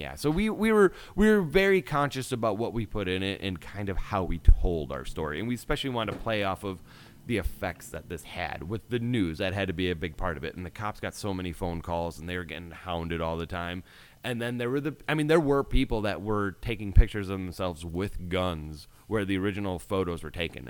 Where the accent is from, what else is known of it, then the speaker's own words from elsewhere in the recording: Wisconsin, United States; I'm here from Wisconsin